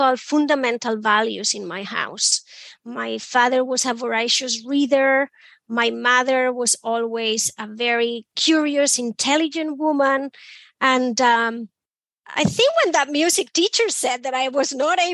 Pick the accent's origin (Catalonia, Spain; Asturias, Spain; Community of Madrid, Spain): Asturias, Spain; English is a second language; moved away as an adult; also born or lived in Belfast / London / Berlin / Barcelona; now in Boston, United States; I grew up in Spain, a small village in the north, in a place called Asturias.